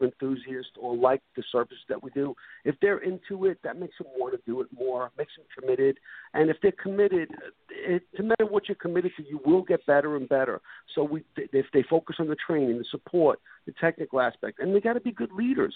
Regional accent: New York City, New York, United States; moved away as an adult; now in Florida, United States; I bought a one-way ticket to Florida from Brooklyn, New York

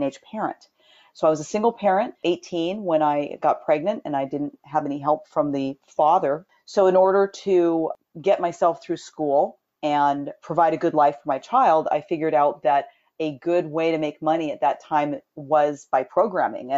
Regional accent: Southern California, United States; I was born and raised in Southern California

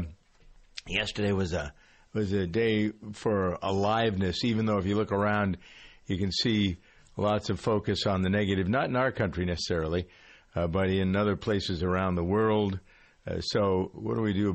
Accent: United States

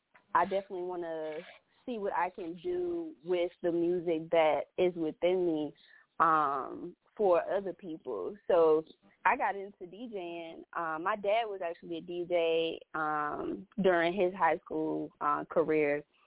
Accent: Lynchburg, Virginia, United States; Lynchburg, Virginia.

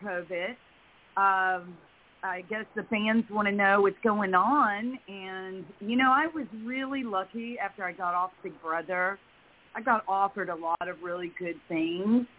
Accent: Memphis, Tennessee, United States; born or raised there; moved away

